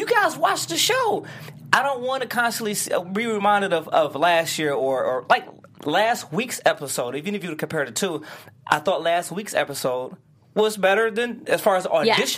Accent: Detroit, Michigan, United States; No, I'm from Detroit

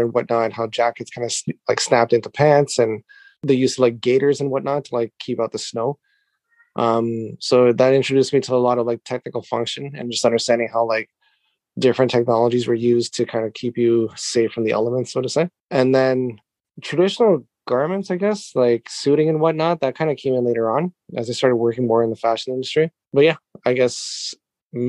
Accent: Canada; moved away as an adult; now in Japan; I am Canadian, living in Japan for the last 10 years or so with my wife and my family

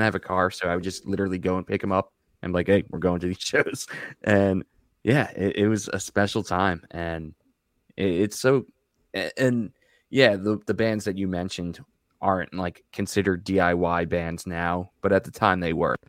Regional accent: Long Island, New York, United States; I grew up in Long Island

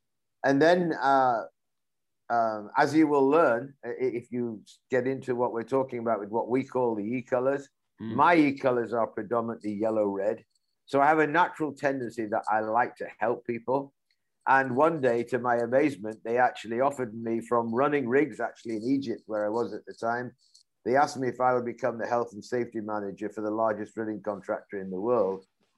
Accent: Leeds, Yorkshire and the Humber, United Kingdom; 1976, I'm actually from Leeds in Yorkshire.

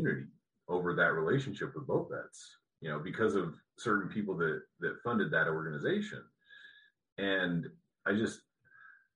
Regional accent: Colorado, United States; where I grew up in Colorado

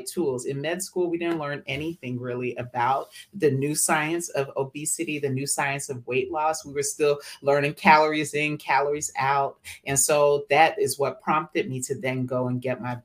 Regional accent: Atlanta, Georgia, United States; I am born and raised in Atlanta, Georgia, ATL, and to West African parents from Liberia, West Africa. So I'm first generation American

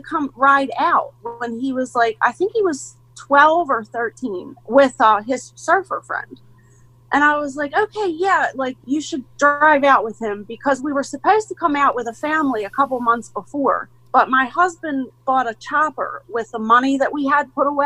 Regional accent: Baltimore, Maryland, United States; moved away as an adult; also born or lived in Eastern Shore, Maryland; we're from Baltimore originally

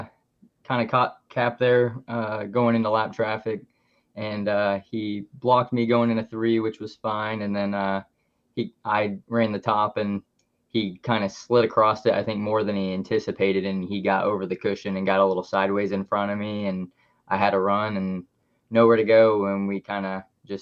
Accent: Fairland, Indiana, United States; I grew up in Fairland, Indiana, and then I live not too far from there in Fountain Town, Indiana.

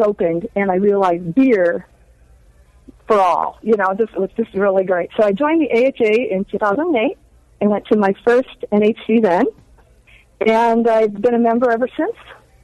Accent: Upper Peninsula of Michigan, United States; also born or lived in South Texas; I am from the Upper Peninsula of Michigan. I'm a Youper.

